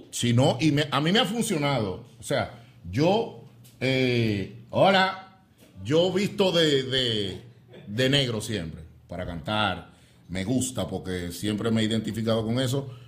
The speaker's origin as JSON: {"language": "Spanish", "town": "San Francisco de Macorís", "region": "Duarte", "country": "Dominican Republic", "said": "Muchos macorizanos, porque somos de San Francisco de Macorís, que vivieron esa experiencia cuando, bueno, en mi tiempo yo era un niño."}